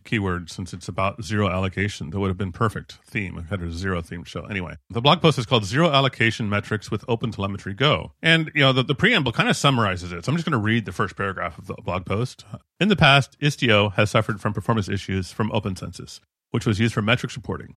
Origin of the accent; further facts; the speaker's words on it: United States; as an American, I am culturally trained to ignore the country